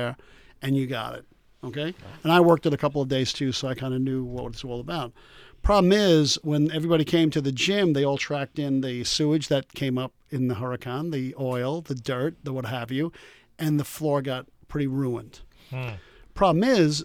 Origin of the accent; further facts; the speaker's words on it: East Rockaway, New York, United States; my hometown of East Rockaway